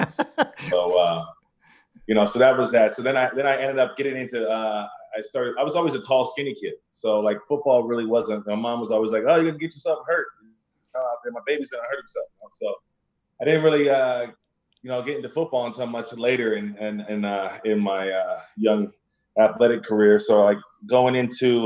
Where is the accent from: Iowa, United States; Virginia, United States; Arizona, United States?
Arizona, United States; Tucson; moved away; I'm originally from Tucson, Arizona.